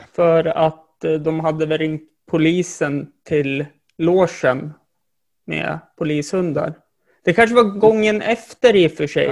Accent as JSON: {"language": "Swedish", "region": "Jämtland", "country": "Sweden", "said": "jag är jämtlänning"}